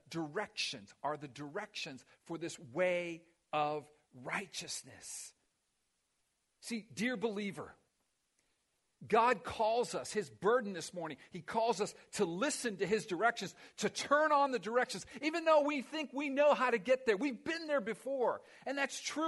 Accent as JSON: {"language": "English", "town": "Miami", "region": "Florida", "country": "United States", "tie": "born or raised there", "said": "I grew up in Miami."}